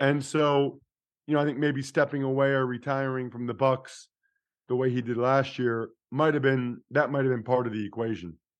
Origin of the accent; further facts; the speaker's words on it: outside of Philadelphia, Pennsylvania, United States; I grew up outside of Philly.